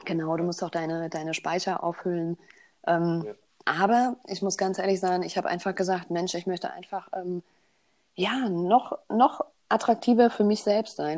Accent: Bavaria, Germany; Ich bin in Bayern groß geworden.

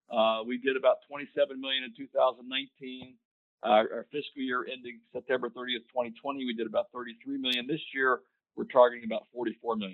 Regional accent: Hagerstown, Maryland, United States; I was uh, able to uh, secure a position at Fairchild Republic Company in my hometown of Hagerstown, Maryland.

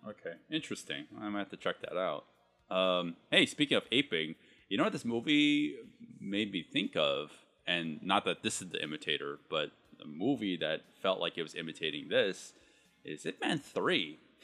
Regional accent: United States; I'm Chinese American.

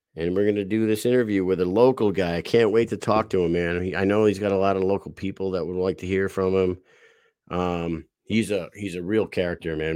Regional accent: Southeast Connecticut, United States; I'm from Southeast Connecticut.

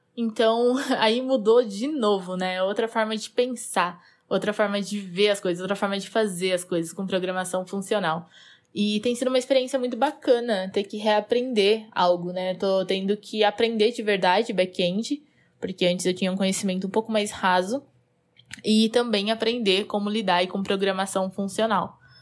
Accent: Botucatu, São Paulo, Brazil; eu sou do interior de São Paulo, uma cidadezinha chamada Botucatu

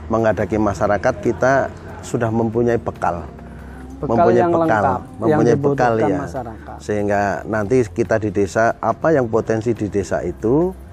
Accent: Semarang, Central Java, Indonesia; SD semua di Semarang

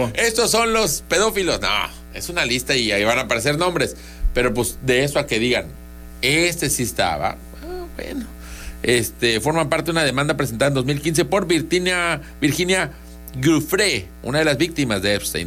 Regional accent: Tabasco, Mexico; somos tabasqueños

